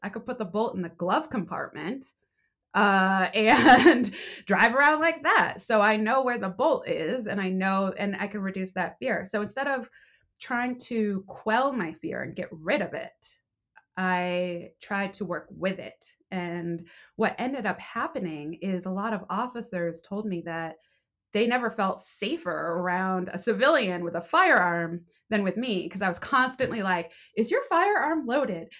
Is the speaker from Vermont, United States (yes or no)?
yes; Vermont, United States; moved away as an adult; also born or lived in Boston / Los Angeles; growing up in Vermont, all I wanted to do was get out and go to the big city